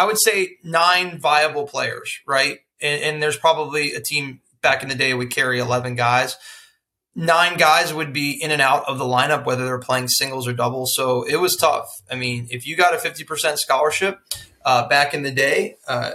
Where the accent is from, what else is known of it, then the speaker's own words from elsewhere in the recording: Florida, United States; I'm from Florida